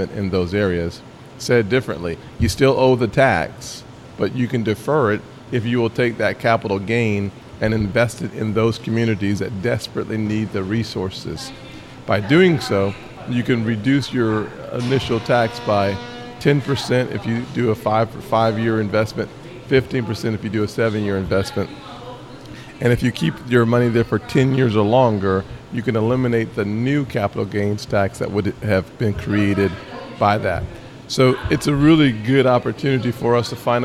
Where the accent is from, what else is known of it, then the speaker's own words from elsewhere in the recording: Charleston, South Carolina, United States; In Charleston, my hometown